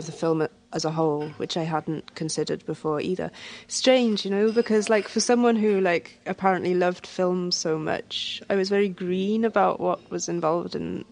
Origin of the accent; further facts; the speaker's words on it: Wales, United Kingdom; moved away as an adult; also born or lived in Reykjavik; now in Dublin, Ireland; I was born and brought up in Wales